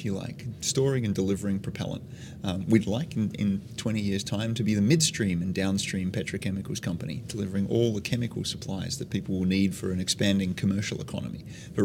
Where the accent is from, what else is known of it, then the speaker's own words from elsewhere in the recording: Tasmania, Australia; moved away as an adult; now in United States; I grew up in Tasmania, Australia. I've lived in 7 countries on 4 continents. Finally moved to the U.S. About 8 years ago.